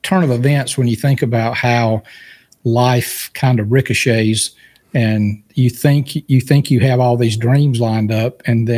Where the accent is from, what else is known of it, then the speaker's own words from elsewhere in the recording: Raleigh, North Carolina, United States; We were about 25, 30 minutes east of Raleigh, North Carolina